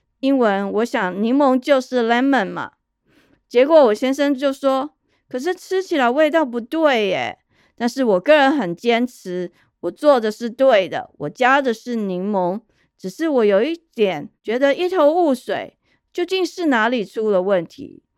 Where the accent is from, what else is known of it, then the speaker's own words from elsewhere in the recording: Taiwan; moved away; also born or lived in Taipei; 我在台湾成长的经验